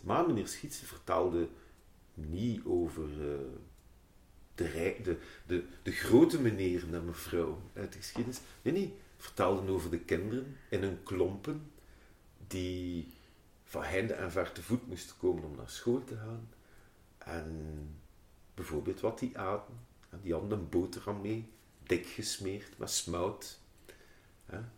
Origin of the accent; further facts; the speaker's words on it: Ghent, Flanders, Belgium; ik ben opgegroeid in de Sas en In, uh, mijn, mijn eerste levensjaren heb ik in de Pontstraat eh, doorgebracht